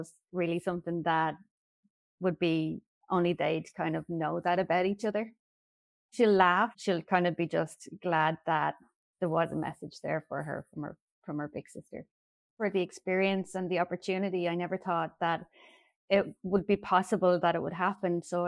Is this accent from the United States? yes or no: no; Ireland; I'm from Ireland.